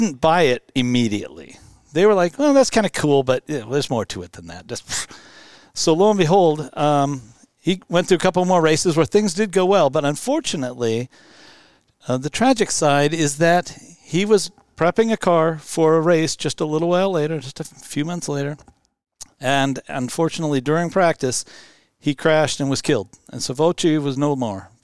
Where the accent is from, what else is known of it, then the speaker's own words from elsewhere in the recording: Seattle, Washington, United States; I born here in Seattle area and stayed here all my life